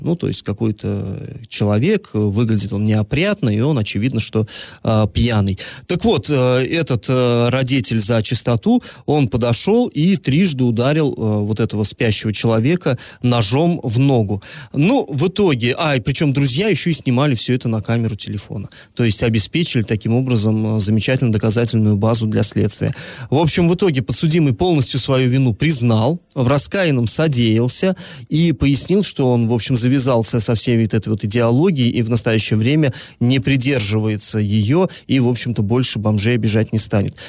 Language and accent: Russian; Orsk, Orenburg Oblast, Russia